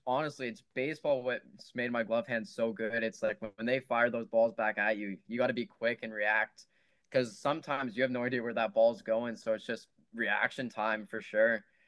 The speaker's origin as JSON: {"language": "English", "town": "Oakville", "region": "Ontario", "country": "Canada", "said": "I'm from Oakville"}